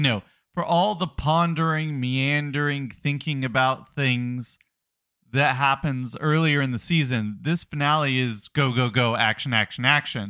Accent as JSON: {"language": "English", "region": "the South", "country": "United States", "said": "I'm from the South"}